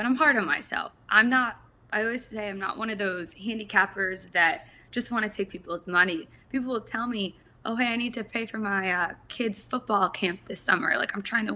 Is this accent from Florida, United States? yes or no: yes; South Florida, United States; moved away as an adult; now in Columbus, United States; I was born and raised in South Florida, actually. Right now I'm in Columbus, back and forth